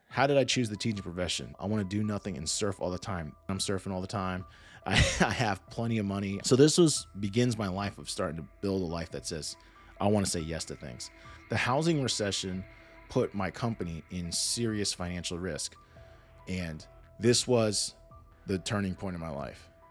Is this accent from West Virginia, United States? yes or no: no; Washington, District of Columbia, United States; I grew up in the Washington, D C area